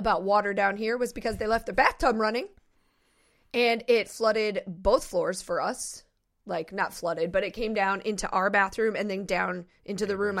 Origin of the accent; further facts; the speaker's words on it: Iowa, United States; Like, we grew up in Iowa.